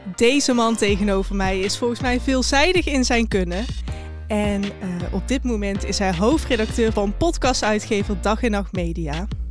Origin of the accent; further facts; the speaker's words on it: Eindhoven, North Brabant, Netherlands; Ik kom uit Eindhoven